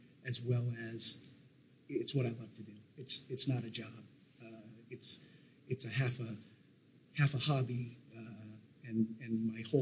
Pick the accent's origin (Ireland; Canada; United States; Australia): United States; New Hampshire; growing up in New Hampshire, it was a meat and potatoes, you know, kind of lifestyle